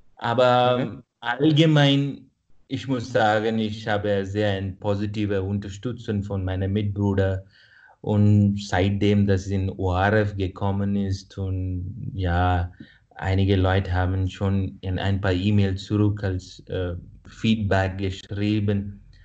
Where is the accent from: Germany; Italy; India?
India; first language Kannada; German is a second language; moved away as an adult; now in Vienna, Austria; dass ich von Indien komme. Jetzt bin ich in Österreich